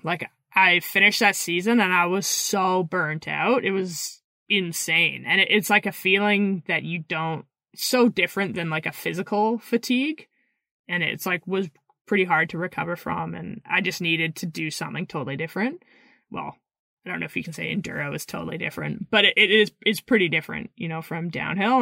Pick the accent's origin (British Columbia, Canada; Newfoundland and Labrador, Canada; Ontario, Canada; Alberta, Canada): British Columbia, Canada; Pemberton; also born or lived in Squamish, British Columbia; I grew up in Pemberton, B C until I was about twelve.